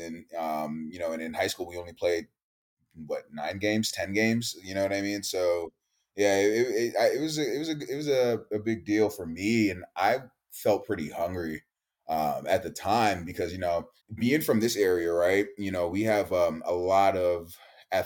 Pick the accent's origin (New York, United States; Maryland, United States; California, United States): Maryland, United States; Silver Spring; I'm from Silver Spring, Maryland, just to give people context. That's in Montgomery County